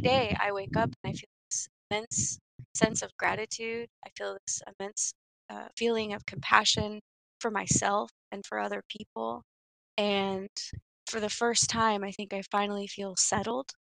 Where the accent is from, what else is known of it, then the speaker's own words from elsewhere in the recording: Stockton, California, United States; I grew up in Stockton